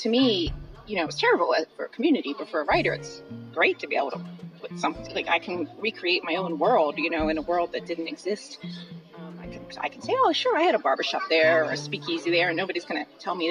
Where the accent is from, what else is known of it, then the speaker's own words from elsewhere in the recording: Philadelphia, Pennsylvania, United States; I grew up in Philadelphia